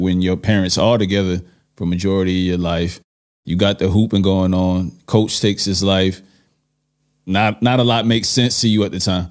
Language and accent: English; New York City, New York, United States; moved away; I'm from Brooklyn